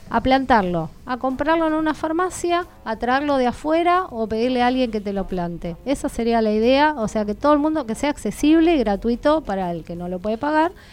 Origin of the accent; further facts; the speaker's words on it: Argentina; los canadienses son canadienses, nosotros somos argentinos, hay que adecuar la ley al argentino.